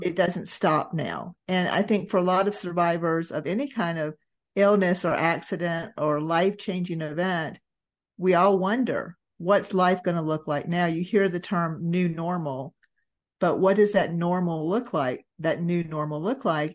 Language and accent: English; Georgia, United States; I was raised in Georgia, raised in, you know, that Bible Belt area